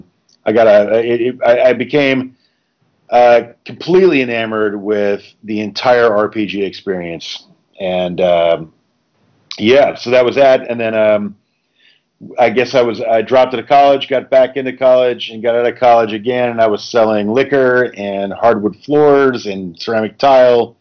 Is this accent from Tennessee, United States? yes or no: yes; Tennessee, United States; also born or lived in Smithtown, Long Island, New York / Grand Rapids, Michigan; I did grow up in Tennessee, but it's taken me almost 30 years to claim that I am I'm a native